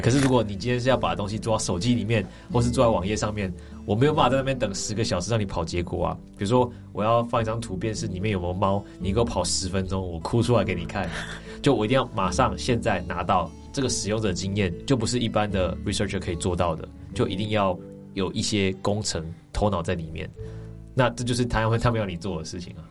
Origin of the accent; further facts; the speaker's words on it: Taiwan; moved away as an adult; 就人家会觉得你你你带着这么多东西回来台湾